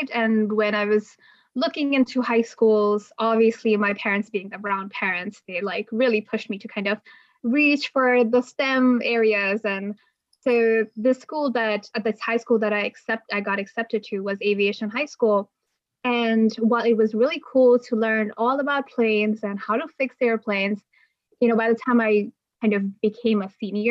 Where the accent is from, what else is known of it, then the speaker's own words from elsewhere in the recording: Bangladesh; moved away; I come from Bangladesh